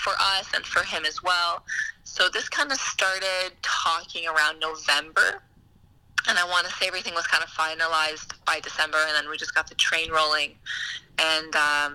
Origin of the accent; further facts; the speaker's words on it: Ottawa, Ontario, Canada; I'm from Ottawa, and I have family from Montreal and that whole surrounding area.